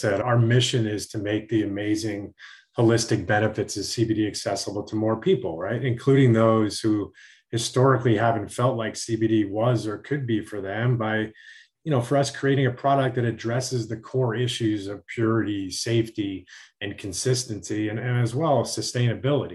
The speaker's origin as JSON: {"language": "English", "region": "Connecticut", "country": "United States", "tie": "born or raised there", "said": "I grew up in Connecticut"}